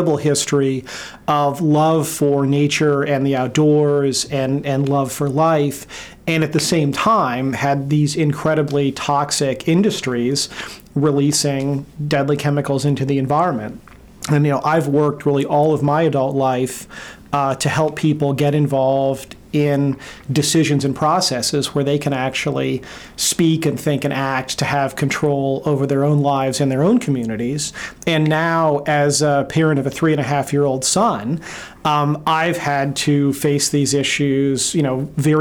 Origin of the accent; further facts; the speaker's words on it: New Orleans, Louisiana, United States; I grew up in New Orleans, Louisiana